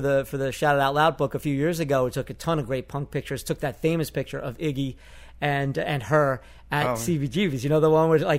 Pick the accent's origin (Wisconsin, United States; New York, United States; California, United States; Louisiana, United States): New York, United States; accent: Bronx; growing up in New York? I had just gotten rid of my Bronx accent.